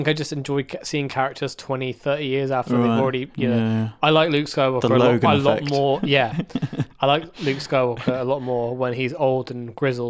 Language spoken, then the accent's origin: English; Manchester, North West England, United Kingdom; I'm from Manchester.